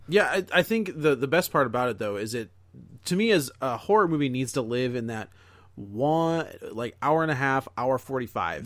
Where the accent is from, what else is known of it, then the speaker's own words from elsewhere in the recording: United States; as an American filmgoer